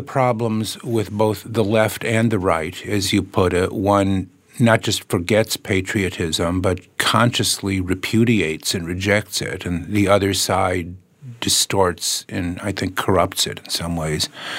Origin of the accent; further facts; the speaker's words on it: Chicago, Illinois, United States; And in a way, being a Chicagoan has many of the same problems, but many of the same joys and opportunities as being an American